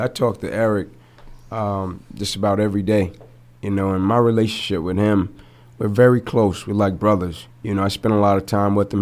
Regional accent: Atlanta, Georgia, United States; I grew up in Atlanta. 125 Warren Street to be exact

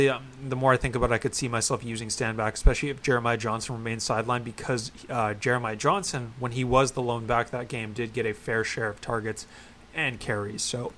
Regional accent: Canada; oh, I'm from Canada

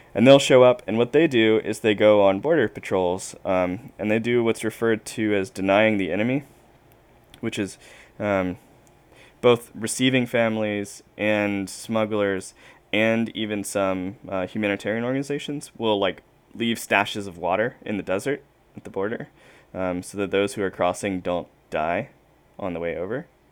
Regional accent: South Carolina, United States; I'm from South Carolina

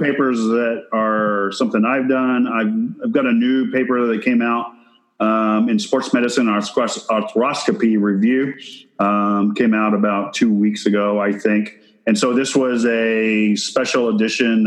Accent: Texas, United States; I'm from Texas

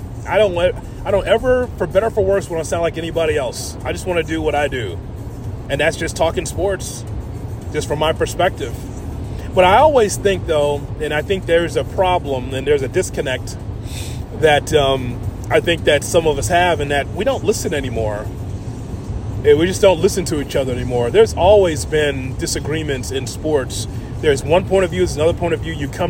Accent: Chicago, Illinois, United States; growing up on the South Side

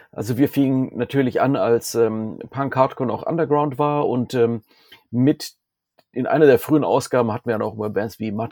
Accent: Southern Germany, Germany; moved away as an adult; now in Essen, Germany; Dort bin ich äh, Anfang der 90er nach Essen gezogen aus meinem süddeutschen Kaff, wo ich herkomme.

